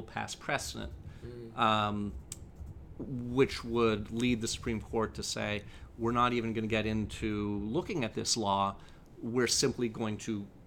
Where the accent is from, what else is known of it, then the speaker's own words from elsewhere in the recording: Canada; now in United States; I was born in Canada